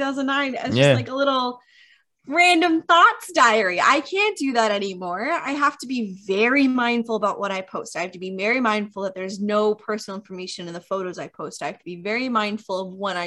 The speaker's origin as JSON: {"language": "English", "region": "New York", "country": "United States", "said": "We're all from New York"}